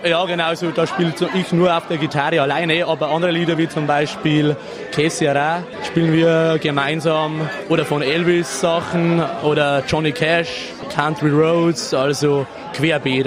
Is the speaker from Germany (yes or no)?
yes; Bavarian Forest, Germany; bei uns im Bayerischen Wald